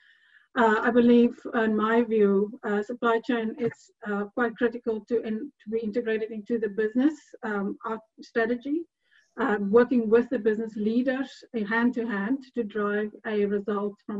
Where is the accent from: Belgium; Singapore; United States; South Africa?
South Africa; moved away as an adult; also born or lived in Edinburgh; now in Hungary; I'm South African